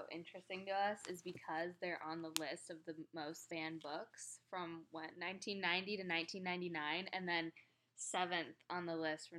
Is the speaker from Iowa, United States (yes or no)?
yes; Cedar Rapids, Iowa, United States; I'm not from Des Moines, but I'm from Cedar Rapids, which is 2 hours away